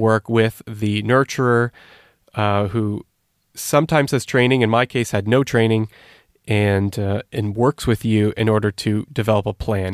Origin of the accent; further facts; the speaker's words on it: Canada; moved away as an adult; also born or lived in Turkey; now in Switzerland; I grew up in Canada. I'm not, uh, native to Switzerland, as you might tell from my accent.